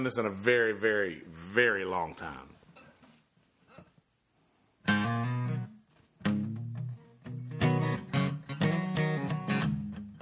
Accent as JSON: {"language": "English", "town": "Bennettsville", "region": "South Carolina", "country": "United States", "also_born_or_lived": "Florence, South Carolina", "said": "I am from Bennettsville, South Carolina"}